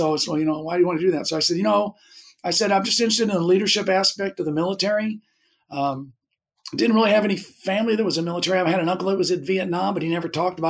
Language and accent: English; Fairview Heights, Illinois, United States; also born or lived in St. Louis, Missouri / North Carolina; now in New Jersey, United States; So I was born in St. Louis, Missouri, and grew up. When I was about 6 years old, we moved to Illinois, and I grew up in a place called Fairview Heights, Illinois, and went to high school in Belleville East, high school in Belleville, Illinois.